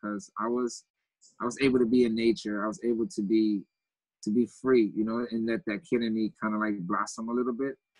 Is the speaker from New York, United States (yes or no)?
yes; New York City, New York, United States; also born or lived in Haiti; I grew up in Grosdale, Queens